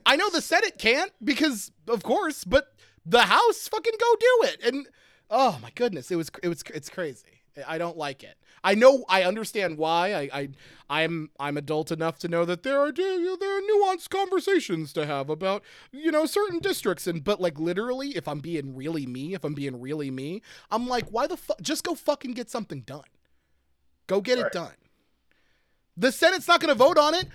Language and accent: English; Pottsville, Pennsylvania, United States; moved away; I grew up in in Pottsville.